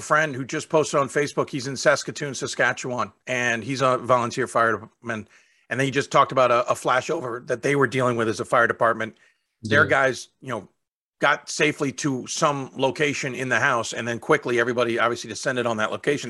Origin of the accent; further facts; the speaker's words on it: Chicago, Illinois, United States; I grew up in Chicago